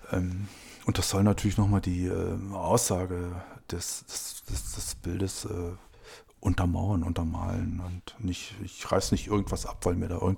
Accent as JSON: {"language": "German", "region": "Brandenburg", "country": "Germany", "tie": "born or raised there", "said": "ich bin in Brandenburg geboren. Früher war es, äh, glaube ich, der Bezirk Cottbus."}